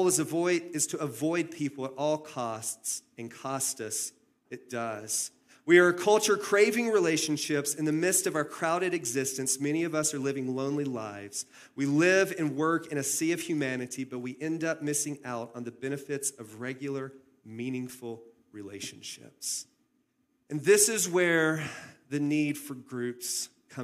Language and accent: English; the South, United States; moved away as an adult; also born or lived in Phoenix, Arizona; I grew up in the South, and in the South, we had chain link fences